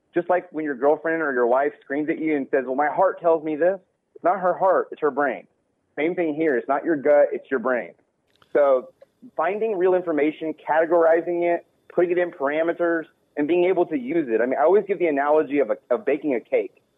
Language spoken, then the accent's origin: English; Texas, United States; I'm from Texas